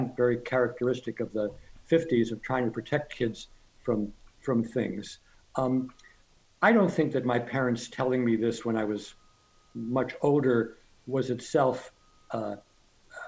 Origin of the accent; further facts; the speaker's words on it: Scranton, Pennsylvania, United States; I had an unremarkable childhood growing up in Scranton